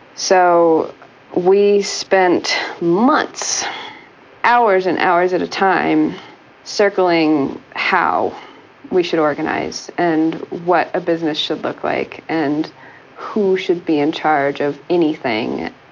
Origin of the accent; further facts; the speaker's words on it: Kansas, United States; moved away as an adult; also born or lived in Rhode Island; I grew up in the Midwest. I grew up in Kansas